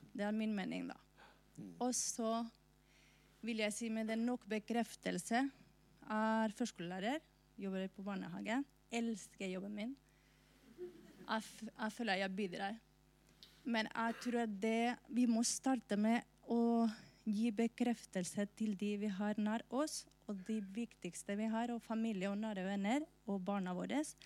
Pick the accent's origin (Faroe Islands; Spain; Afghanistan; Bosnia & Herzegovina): Spain; now in Norway; Jeg er fra Spania, først og fremst.